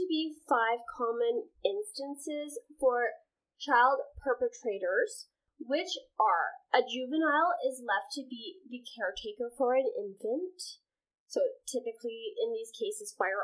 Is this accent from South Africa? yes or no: no; Canada; we are Canadian